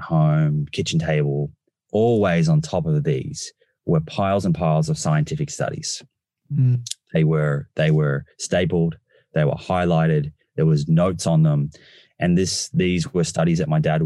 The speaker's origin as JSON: {"language": "English", "town": "Melbourne", "region": "Victoria", "country": "Australia", "tie": "born or raised there", "said": "I grew up in Melbourne"}